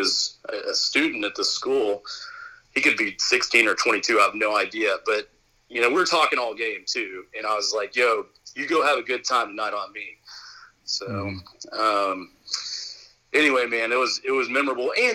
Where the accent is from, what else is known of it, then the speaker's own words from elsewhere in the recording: Arizona, United States; I'm from Arizona